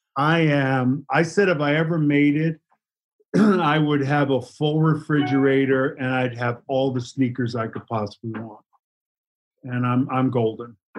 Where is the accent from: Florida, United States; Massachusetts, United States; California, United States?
Massachusetts, United States; Boston; moved away as an adult; also born or lived in Los Angeles; I was from Boston